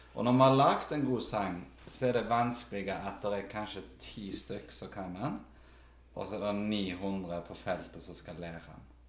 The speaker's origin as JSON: {"language": "Norwegian", "area": "Karmøy", "region": "Rogaland", "country": "Norway", "tie": "born or raised there", "moved": "as an adult", "lives_now": "Stavanger, Norway", "said": "Jeg vokste opp på Karmøy"}